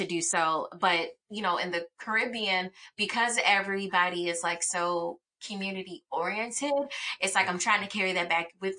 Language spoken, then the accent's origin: English; Chicago, Illinois, United States; I'm from the south side of Chicago, but then it's like I moved around so much